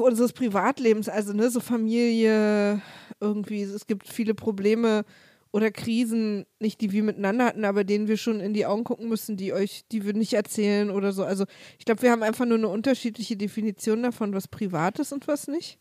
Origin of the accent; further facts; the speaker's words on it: Berlin, Germany; also born or lived in Cologne; als Ossi hm. oder als Ostberlinerin oder Ostdeutsche